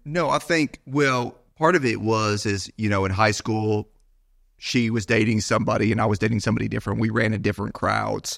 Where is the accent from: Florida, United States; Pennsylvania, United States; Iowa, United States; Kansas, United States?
Florida, United States; Bradenton; also born or lived in Naperville, Illinois; I was born in Chicago, so born in a big city, actually Naperville suburb of Chicago. My parents, uh, moved to the Bradenton, Sarasota area, uh, when I was younger